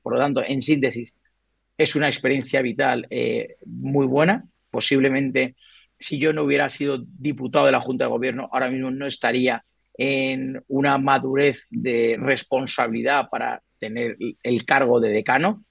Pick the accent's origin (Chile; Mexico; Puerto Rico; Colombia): Colombia; now in Madrid, Spain; Yo soy nacido en Colombia